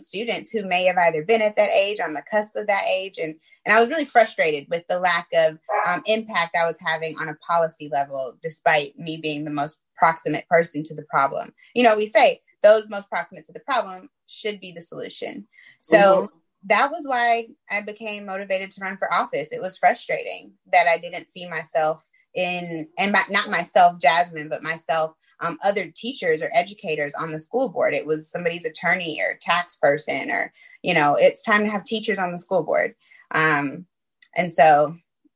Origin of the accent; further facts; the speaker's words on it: Clayton County, Georgia, United States; also born or lived in New Orleans; moved back to my hometown here in Clayton County